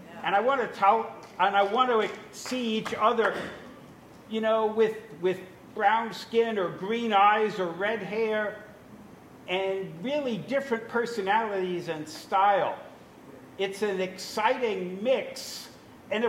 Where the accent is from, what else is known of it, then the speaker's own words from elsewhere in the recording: New York, United States; I was brought up in New York